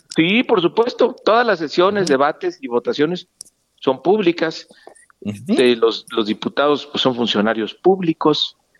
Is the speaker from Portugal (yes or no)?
no; Mexico